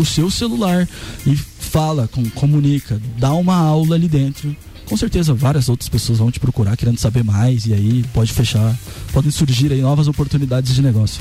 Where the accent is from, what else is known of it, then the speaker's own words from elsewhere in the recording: Rio Grande do Sul, Brazil; also born or lived in Lages; now in Florianópolis, Brazil; eu sou gaúcho, mas eu vim uhum. pra Lages, me apaixonei. Agora eu moro em Florianópolis